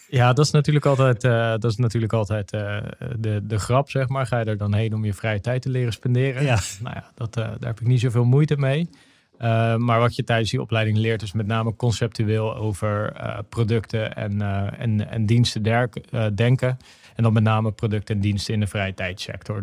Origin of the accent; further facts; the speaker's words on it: Noordwijk, South Holland, Netherlands; also born or lived in Aruba; ik ben opgegroeid in Noordwijk aan, aan zee. En ehm, daar ben, heb ik gewoond totdat ik acht was. Toen heb ik drie jaar naar Aruba gewoond.